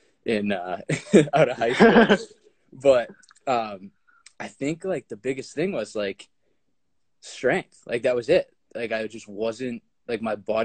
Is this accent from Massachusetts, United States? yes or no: yes; Boston, Massachusetts, United States; I'm from the Boston area